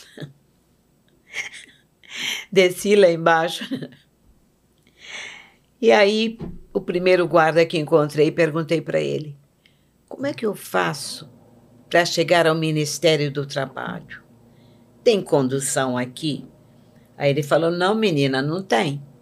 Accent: Iguape, São Paulo, Brazil; Sou, era Vale da Ribeira, né? Não, sou de Iguape. É, Iguape. É, Iguape. Litoral Sul de São Paulo.

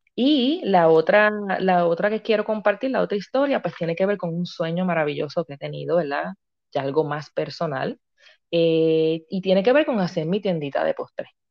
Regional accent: Río Grande, Puerto Rico; soy natural de Río Grande, Puerto Rico

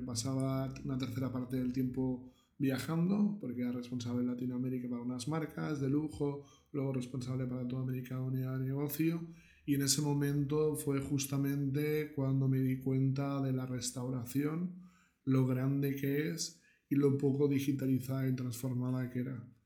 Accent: Barcelona, Catalonia, Spain; moved away as an adult; also born or lived in Miami; soy de Barcelona.

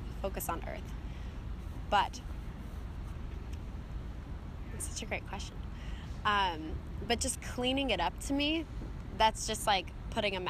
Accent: Pleasanton, California, United States; I grew up in a town in the East Bay area in Northern California called Pleasanton

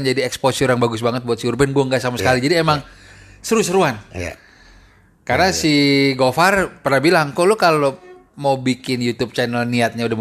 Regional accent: Jakarta, Indonesia; Nih kita anak Jakarta yang emang attitude-nya

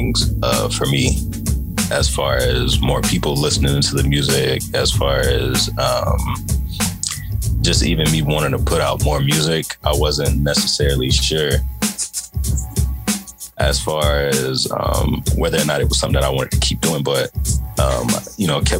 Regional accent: Atlanta, Georgia, United States; moved away as an adult; now in New York, United States; I'm from Atlanta, Georgia. I started doing music in Atlanta when I was a teenager. And in 2016, I moved to New York

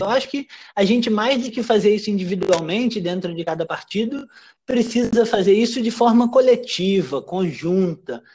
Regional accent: Rio de Janeiro, Brazil; nos subúrbios do Rio de Janeiro, onde eu nasci, me criei é, e morei até outro dia

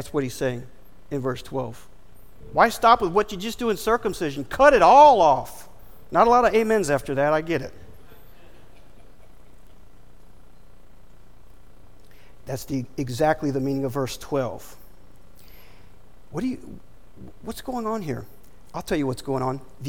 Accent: Florida, United States; being born and raised in Florida

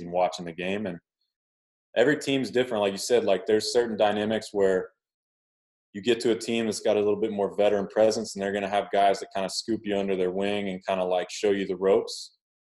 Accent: Oklahoma, United States; I grew up in Oklahoma

